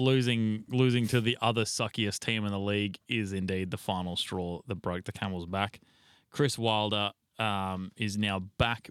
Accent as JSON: {"language": "English", "country": "Australia", "said": "we're fucking Australian"}